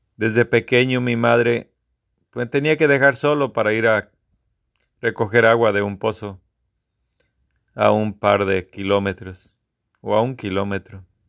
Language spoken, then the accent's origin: Spanish; Guanajuato, Mexico; Soy de la segunda generación de la escuela de mi pueblo.